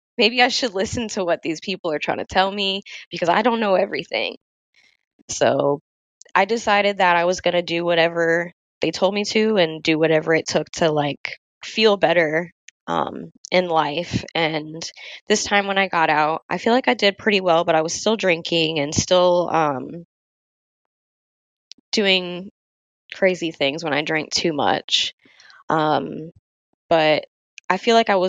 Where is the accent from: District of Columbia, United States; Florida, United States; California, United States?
Florida, United States; moved away as an adult; now in Virginia, United States; 2018, I ended up getting a opportunity to move out of Florida, which was my home state